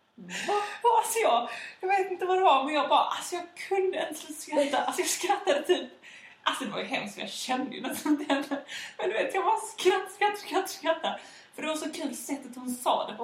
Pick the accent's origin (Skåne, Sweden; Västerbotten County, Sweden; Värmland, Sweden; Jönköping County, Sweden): Skåne, Sweden; Malmö; also born or lived in Västra Hamnen, Malmö; Jag växte upp i Limhamn